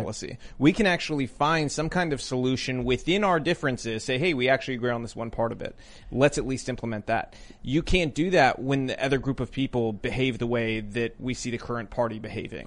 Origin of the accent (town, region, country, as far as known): Tennessee, United States